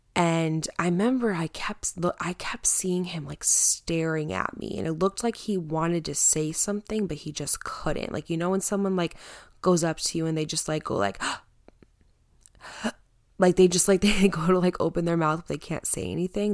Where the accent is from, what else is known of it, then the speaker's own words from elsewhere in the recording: Connecticut, United States; also born or lived in Pompton Lakes, New Jersey; I live in Connecticut. I grew up in Connecticut, but I moved to New Jersey for about six years.